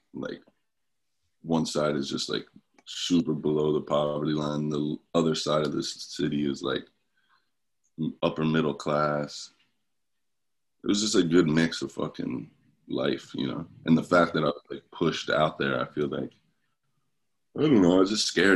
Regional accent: Camden, New Jersey, United States; I was born in Camden. My house I grew up in was right outside.

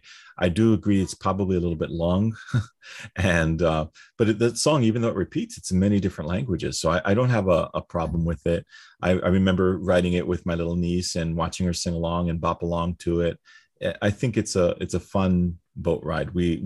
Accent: New York City, New York, United States; I grew up near Coney Island in Brooklyn. And so it's the kind of thing I'm used to.

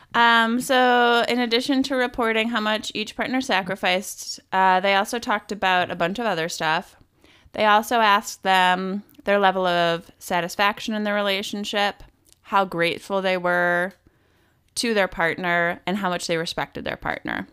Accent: Wisconsin, United States; moved away; also born or lived in Milwaukee; I used to live in Milwaukee 'cause I'm from Wisconsin

